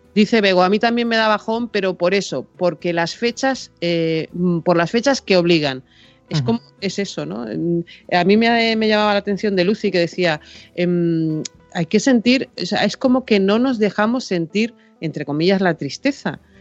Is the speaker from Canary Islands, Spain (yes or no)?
yes; Tenerife, Canary Islands, Spain; mi madre estaba en Tenerife que es de donde, de donde son mis padres y de donde soy yo